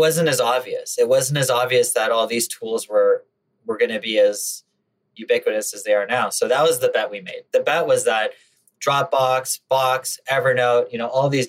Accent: Canada; Now, I grew up in Canada

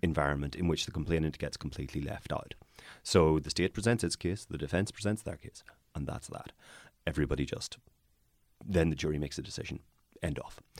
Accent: Northern Ireland, United Kingdom; I am from Northern Ireland

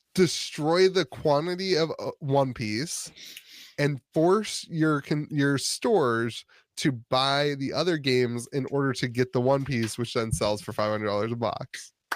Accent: Northeast Ohio, United States; now in West Virginia, United States; I grew up in Northeast Ohio

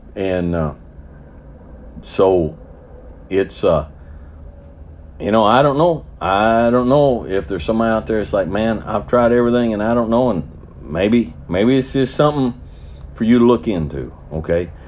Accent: the South, United States; I'm a Southerner

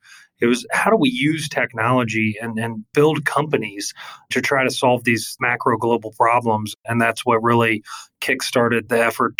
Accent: Kentucky, United States; growing up in Kentucky, one of the largest coal-producing states in the U.S.

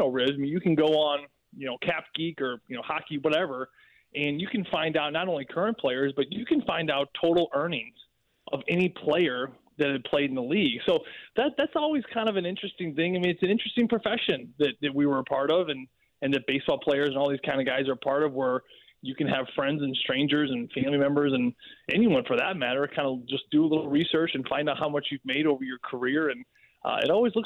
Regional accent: St. Louis, Missouri, United States; moved away as an adult; also born or lived in Pittsburgh; I was from St. Louis

